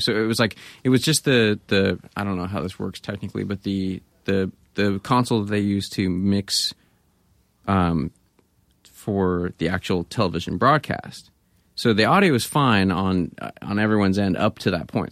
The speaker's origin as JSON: {"language": "English", "town": "Grass Valley", "region": "California", "country": "United States", "tie": "born or raised there", "also_born_or_lived": "Bay Area", "moved": "yes", "said": "I grew up in Grass Valley"}